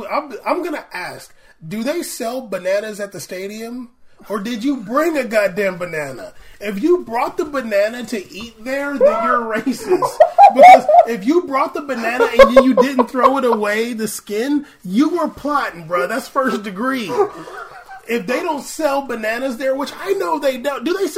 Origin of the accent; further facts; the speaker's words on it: Tottenham, London, United Kingdom; I've got nephews in London with black partners, and they have kids. I grew up in Tottenham, where 70% of the people are black.